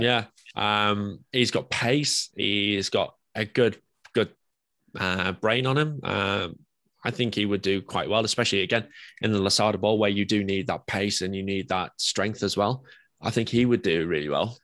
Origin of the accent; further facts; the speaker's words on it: England, United Kingdom; I'm English